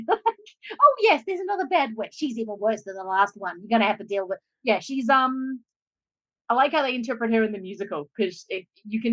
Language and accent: English; Australia; moved away as an adult